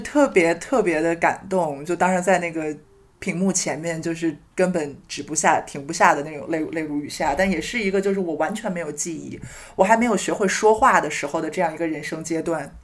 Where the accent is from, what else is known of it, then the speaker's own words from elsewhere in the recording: Beijing, China; 小时候在哦北京